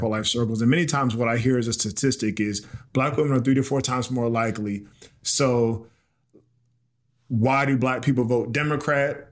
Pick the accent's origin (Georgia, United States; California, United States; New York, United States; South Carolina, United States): South Carolina, United States; moved away as an adult; also born or lived in Baltimore, Maryland / New Orleans, Louisiana; my hometown in South Carolina